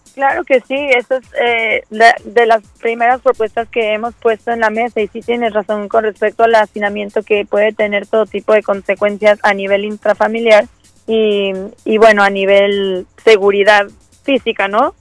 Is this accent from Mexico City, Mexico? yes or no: yes; Mexico City, Mexico; now in Boston, United States; Yo soy originaria de la Ciudad de México y casada con colombiano